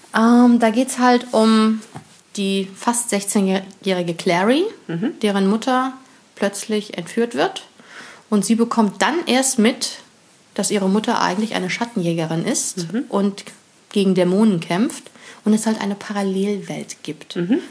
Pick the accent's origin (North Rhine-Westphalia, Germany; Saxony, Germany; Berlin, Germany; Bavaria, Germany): North Rhine-Westphalia, Germany; near Bonn; in der Nähe von Bonn, haha, wo ich herkomme, gebürtig